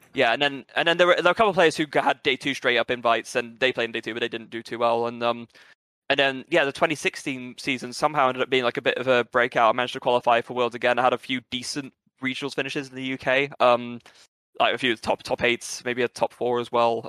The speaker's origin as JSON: {"language": "English", "region": "England", "country": "United Kingdom", "also_born_or_lived": "Brazil", "said": "by birth, I'm British and Brazilian"}